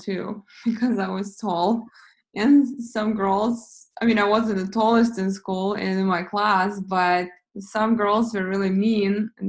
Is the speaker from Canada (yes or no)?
no; Russia; I grew up in Russia